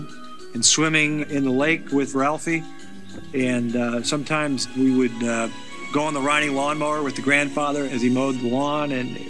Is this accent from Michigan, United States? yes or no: no; Hastings, Minnesota, United States; I grew up in Hastings, Minnesota, a little village of 12,000 nestled on the Mississippi River.